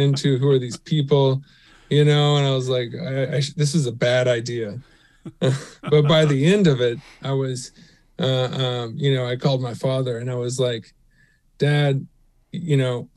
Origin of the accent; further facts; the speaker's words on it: Houston, Texas, United States; growing up in Houston